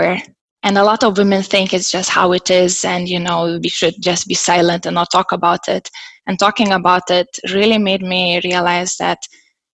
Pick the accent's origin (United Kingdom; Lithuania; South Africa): Lithuania; now in Berlin, Germany; I ended up in Germany, in Berlin, even though I'm Lithuanian, because I'm quite an adventurer. So I have lived in 4 different countries